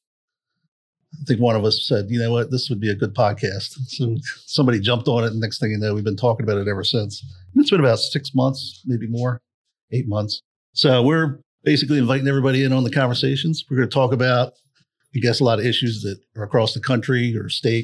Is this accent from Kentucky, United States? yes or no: no; Bel Air, Maryland, United States; we're all from Bel Air, Maryland area. In case anybody's wondering. So we're on the East Coast